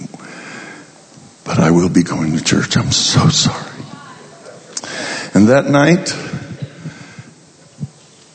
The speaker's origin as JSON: {"language": "English", "region": "Colorado", "country": "United States", "said": "I'm from Colorado"}